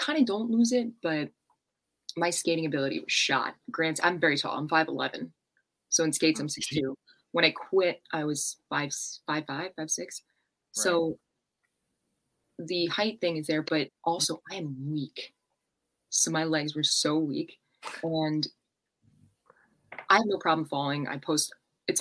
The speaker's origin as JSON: {"language": "English", "area": "Long Island", "region": "New York", "country": "United States", "said": "I'm like Long Island, like Manhattan-ish."}